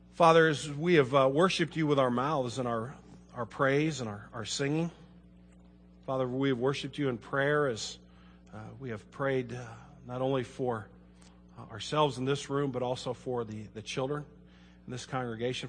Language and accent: English; Kirkwood, United States; I was born and raised in Kirkwood.